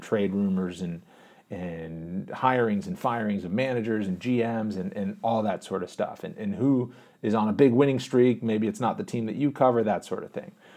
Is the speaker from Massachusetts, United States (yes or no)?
yes; Boston, Massachusetts, United States; also born or lived in Pittsburgh; I was born in the Boston area, moved to Pittsburgh when I was a real little kid, like two years old. lived there until I was six years old and then moved back to the Boston area